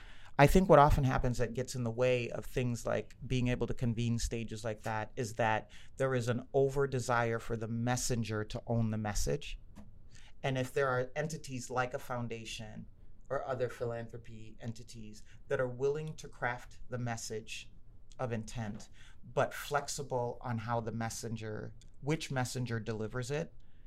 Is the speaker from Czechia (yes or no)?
no; Kenya; I'm good and I'm Kenyan. I'm smart and I'm Kenyan. I'm a girl and I'm Kenyan. I work for Target and I'm Kenyan.